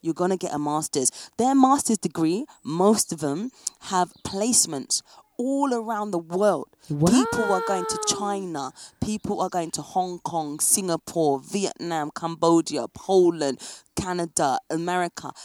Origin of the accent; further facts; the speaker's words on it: England, United Kingdom; moved away as an adult; now in France; as an English person